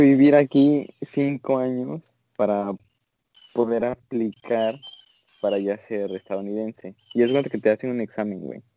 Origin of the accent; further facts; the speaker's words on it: Mexico; now in United States; en México somos como más